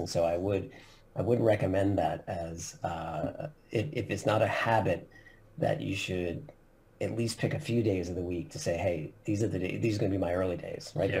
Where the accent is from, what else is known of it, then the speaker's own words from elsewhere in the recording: Long Island, New York, United States; now in Philadelphia, United States; I actually grew up in um, Long Island, New York, so kind of a northeast coaster in the U.S.